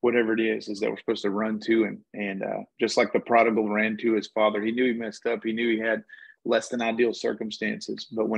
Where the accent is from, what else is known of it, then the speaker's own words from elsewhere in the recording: Texas, United States; I'm from Texas